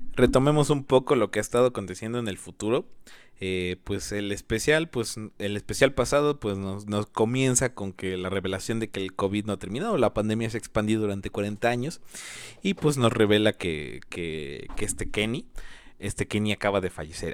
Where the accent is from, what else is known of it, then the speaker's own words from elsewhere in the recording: Mexico; yo soy originario de México